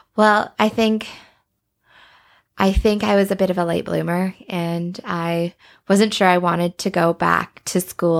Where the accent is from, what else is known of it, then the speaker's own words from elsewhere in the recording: Banff, Alberta, Canada; growing up in Banff